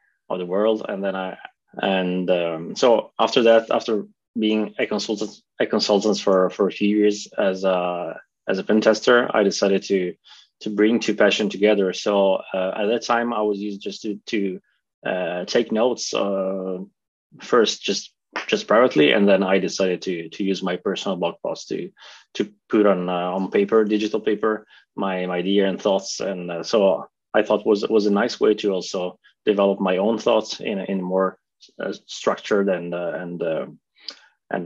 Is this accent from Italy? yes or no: yes; Italy; moved away as an adult; now in Norway; I'm originally from Italy. I moved to Norway about 10 years ago.